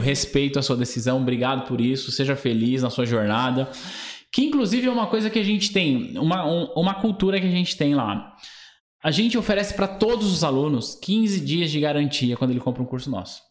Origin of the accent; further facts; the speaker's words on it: São Paulo, Brazil; eu nasci no bairro chamado Vila Nova Curuçá, em São Miguel